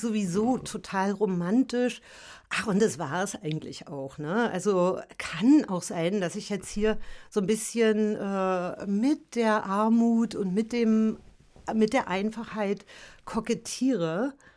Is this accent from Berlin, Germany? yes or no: yes; Berlin, Germany; also born or lived in Paris / Märkisch-Oderland; ich bin ja in der DDR aufgewachsen